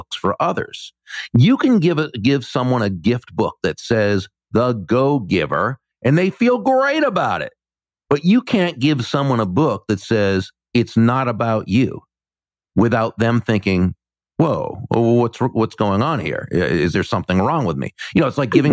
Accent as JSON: {"language": "English", "region": "Massachusetts", "country": "United States", "tie": "born or raised there", "moved": "yes", "lives_now": "Florida, United States", "said": "Growing up in Massachusetts, I knew many people from Puerto Rico"}